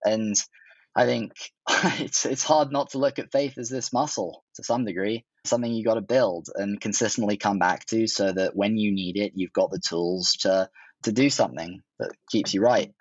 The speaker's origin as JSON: {"language": "English", "town": "Oxford", "region": "South East England", "country": "United Kingdom", "tie": "born or raised there", "also_born_or_lived": "Hong Kong / London"}